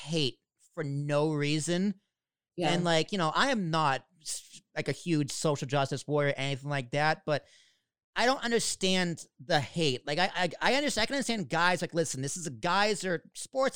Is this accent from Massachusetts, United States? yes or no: yes; Boston, Massachusetts, United States; I'm actually from Boston